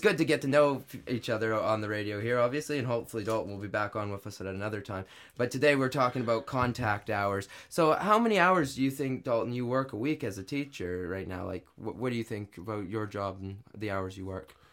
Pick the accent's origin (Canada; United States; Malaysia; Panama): Canada; born or raised there; moved away as an adult; now in London, United Kingdom